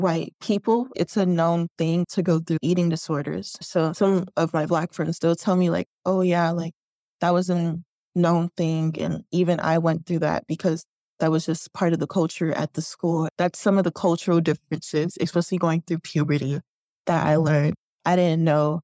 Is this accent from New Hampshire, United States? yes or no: no; Chicago, Illinois, United States; growing up in Chicago on the South Side.